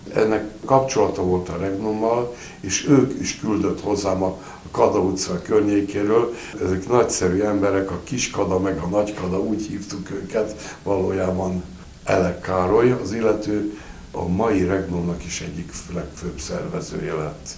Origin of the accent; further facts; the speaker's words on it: Budapest, Hungary; Nyolc éves voltam, kőbányai gyerek vagyok, és ott, ahol laktunk